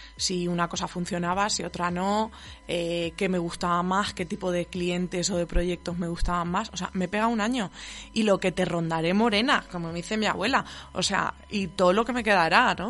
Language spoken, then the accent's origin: Spanish; Spain; no soy de San Sebastián, soy de, por ahí del sur. Eh, entre Murcia y Castilla-La Mancha.